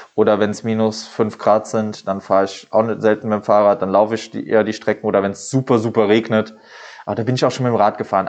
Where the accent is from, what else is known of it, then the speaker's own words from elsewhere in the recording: Saarbrücken, Saarland, Germany; also born or lived in Trier; komme halt aus Duttweiler, bin in Duttweiler geboren und ja, lebe aber schon mein Leben lang hier.